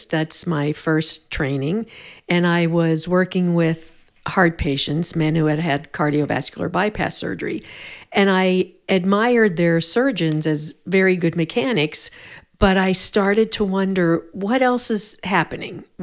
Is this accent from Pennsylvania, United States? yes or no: yes; Pennsylvania, United States; also born or lived in Louisville / Oregon; now in Denver, United States; In Pennsylvania, northeastern Pennsylvania. Then lived in Louisville